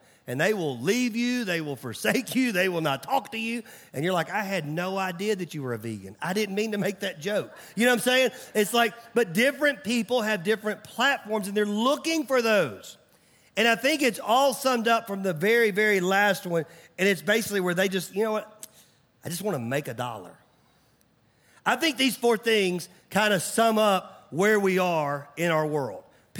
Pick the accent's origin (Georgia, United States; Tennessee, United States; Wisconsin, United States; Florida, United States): Tennessee, United States; Mount Juliet; I remember growing up, I grew up in Nashville. And it was funny when people would find out I was from Nashville, they always asked me the same question.